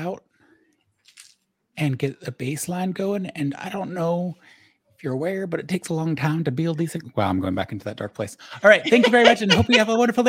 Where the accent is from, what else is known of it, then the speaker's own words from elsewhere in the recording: Southern Oregon, United States; accent: Southern Oregon; moved away; also born or lived in New York; I come from Southern Oregon, where this accent is what I grew up